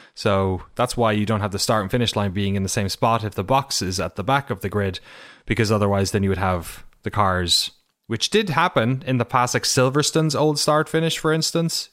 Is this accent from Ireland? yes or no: yes; Ireland; my hometown